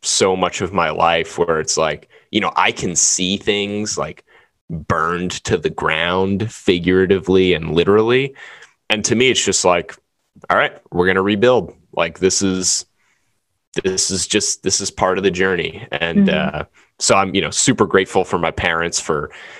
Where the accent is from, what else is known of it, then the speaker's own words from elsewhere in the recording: New Orleans, Louisiana, United States; moved away; we're from New Orleans